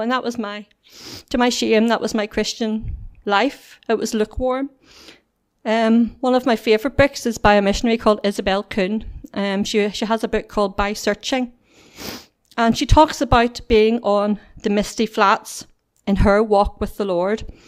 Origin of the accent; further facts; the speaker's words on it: Whitewell, Northern Ireland, United Kingdom; I was brought up in Whitewell